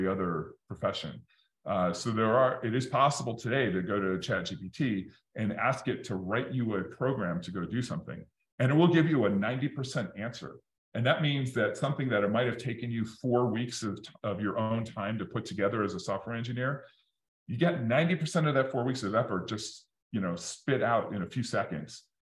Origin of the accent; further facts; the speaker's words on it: Detroit, Michigan, United States; I grew up in Detroit in the 80s